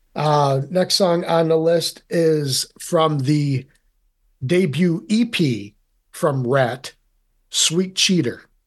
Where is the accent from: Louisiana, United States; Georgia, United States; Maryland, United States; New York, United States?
New York, United States; Rome; being from central New York, I am originally from Rome